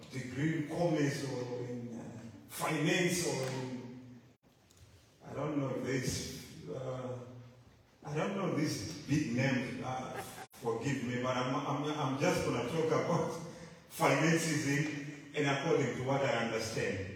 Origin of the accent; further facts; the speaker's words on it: Zimbabwe; moved away; I'm from Zimbabwe